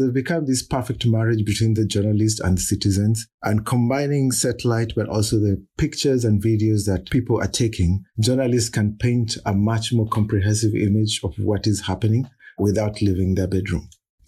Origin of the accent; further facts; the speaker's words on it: Kenya; he's as Kenyan as I am.